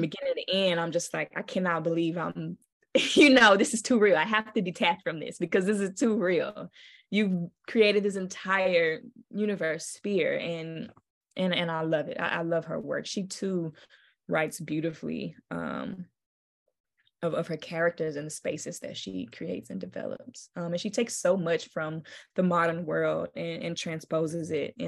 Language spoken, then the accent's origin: English; Memphis, Tennessee, United States; I knew I was from Memphis and from the South